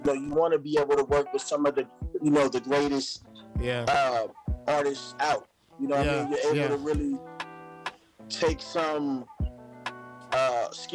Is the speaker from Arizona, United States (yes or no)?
yes; Phoenix, Arizona, United States; I'm from Phoenix, Arizona